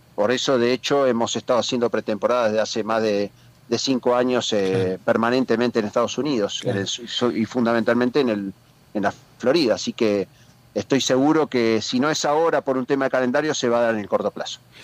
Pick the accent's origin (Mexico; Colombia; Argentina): Argentina; moved away as an adult; now in Spain; cómo somos los argentinos